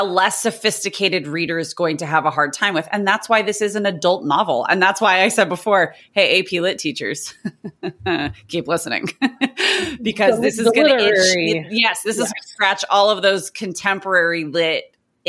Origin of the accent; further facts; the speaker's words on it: Southern California, United States; I'm a teacher from Southern California.